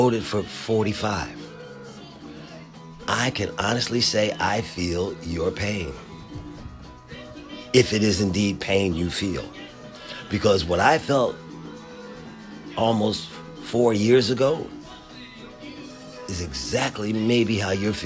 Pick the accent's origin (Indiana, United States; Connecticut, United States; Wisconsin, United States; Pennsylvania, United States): Pennsylvania, United States; Philadelphia; now in Washington, D.C. area, United States; my hometown, right around the Civic Center in Philadelphia, Pennsylvania